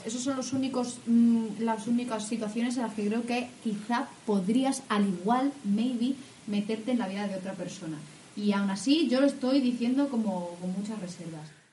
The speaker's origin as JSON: {"language": "Spanish", "region": "Castilla-La Mancha", "country": "Spain", "said": "de mi tierra, o sea, es, es manchega esa, expresión"}